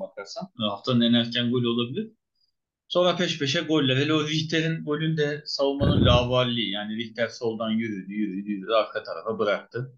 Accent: Turkey; bir Türk olarak

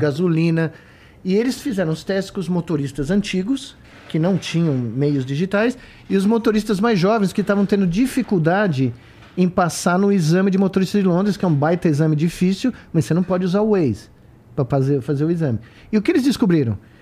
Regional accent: Brazil; moved away as an adult; also born or lived in United States; Quando eu saí do Brasil, eu saí do Brasil muito jovem, né? Pelo menos para mim, 28 anos, com 89

